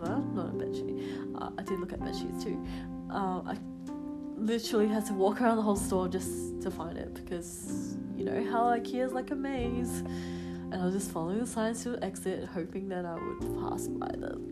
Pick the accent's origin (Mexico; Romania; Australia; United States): Australia; Adelaide, South Australia; now in Melbourne, Australia; I'm from Adelaide normally